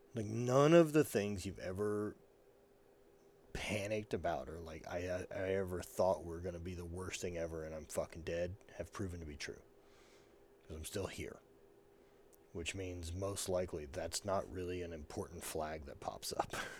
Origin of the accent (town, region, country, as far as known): the South, United States; born or raised there; moved away